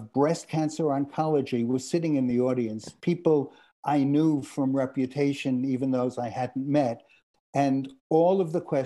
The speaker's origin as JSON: {"language": "English", "region": "New York", "country": "United States", "also_born_or_lived": "Boston", "moved": "yes", "lives_now": "Los Angeles, United States", "said": "I'm from New York originally."}